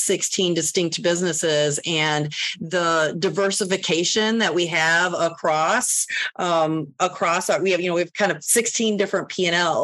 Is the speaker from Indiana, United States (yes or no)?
yes; Northwest Indiana, United States; now in Chicago, United States; I'm was born and raised in Northwest Indiana